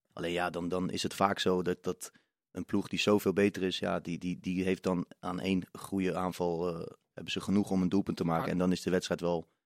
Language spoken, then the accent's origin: Dutch; The Hague, South Holland, Netherlands; Ik ben geboren en getogen in Den Haag